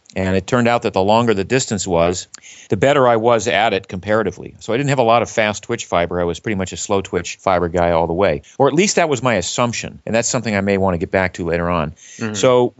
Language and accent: English; Maine, United States; But I grew up in Maine, was not exposed to team sports very much, kind of gravitated to running just as a means of getting to and from school.